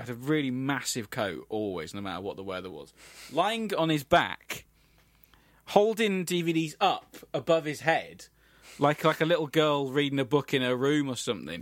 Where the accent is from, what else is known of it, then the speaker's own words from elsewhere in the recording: England, United Kingdom; we are English